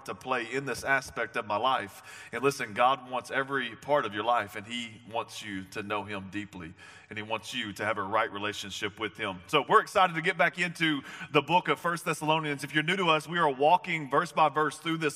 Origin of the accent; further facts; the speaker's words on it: the South, United States; I'm from the South